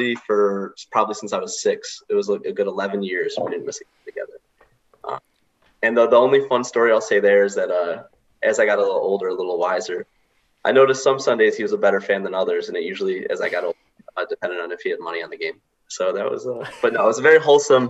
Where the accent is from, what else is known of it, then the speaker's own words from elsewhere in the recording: Rochester, New York, United States; moved away as an adult; also born or lived in Syracuse; I grew up in Rochester, so you know that's hardly over an hour away